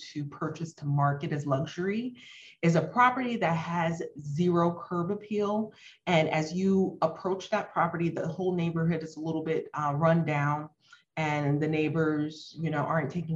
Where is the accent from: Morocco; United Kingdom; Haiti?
Haiti; moved away; I'm like from Haiti, an underserved country